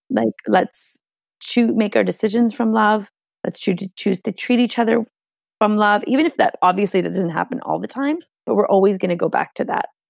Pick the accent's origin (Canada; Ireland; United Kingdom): Canada; first language Hungarian; English is a second language; first generation Canadian, my, like, my first language here was Hungarian. I went to Catholic school